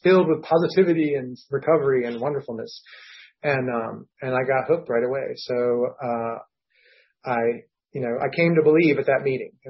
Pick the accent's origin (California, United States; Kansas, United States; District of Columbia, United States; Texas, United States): District of Columbia, United States; Washington; I'm from Washington, D.C.